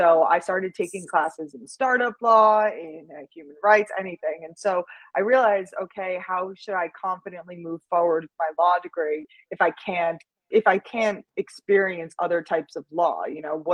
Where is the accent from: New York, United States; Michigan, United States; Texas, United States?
New York, United States; moved away as an adult; also born or lived in Los Angeles, California; I grew up in New York